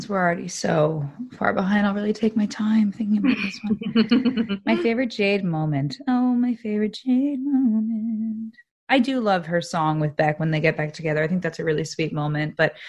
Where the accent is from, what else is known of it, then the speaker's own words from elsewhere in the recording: New Jersey, United States; I was like fresh from New Jersey.